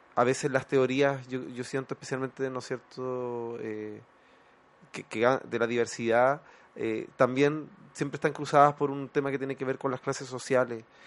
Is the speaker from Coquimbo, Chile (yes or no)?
yes; La Serena, Coquimbo, Chile; yo soy, no soy de Santiago, soy de región, siempre lo digo, soy del norte de, La Serena.